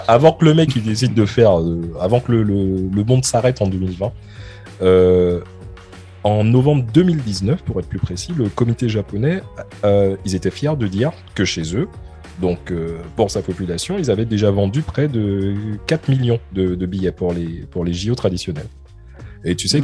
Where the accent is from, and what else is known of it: France